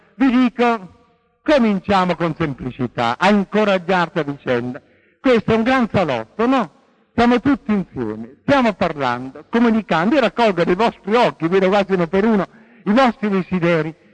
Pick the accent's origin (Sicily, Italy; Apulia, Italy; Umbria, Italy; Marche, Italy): Marche, Italy; Porto Recanati; sono nato a Porto Recanati, la terra dei leopardi.